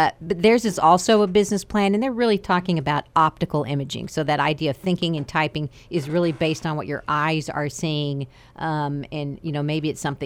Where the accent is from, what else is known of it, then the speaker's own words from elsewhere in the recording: United States; moved away; I grew up in the Panhandle where it's like high plains.